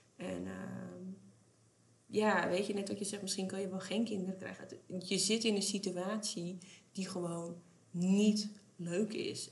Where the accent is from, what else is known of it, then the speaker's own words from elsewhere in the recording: West Friesland, North Holland, Netherlands; we komen uit West-Friesland.